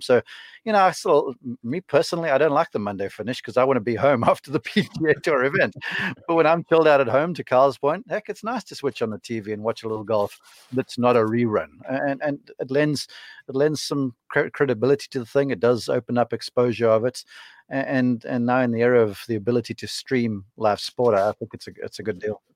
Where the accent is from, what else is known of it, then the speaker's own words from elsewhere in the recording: Somerset West, Western Cape, South Africa; moved away; my hometown of Somerset West.